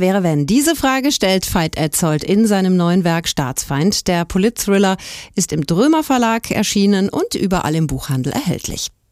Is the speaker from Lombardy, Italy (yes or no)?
no; South Tyrol, Trentino-Alto Adige, Italy; hier bei uns in Südtirol